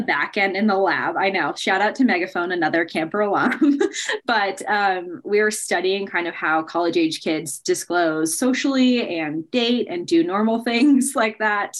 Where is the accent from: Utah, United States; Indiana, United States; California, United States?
California, United States; Bay Area, Northern; moved away as an adult; now in Colorado, United States; I grew up in California, in Northern California, in the Bay Area, and I've lived in Colorado for just over seven years now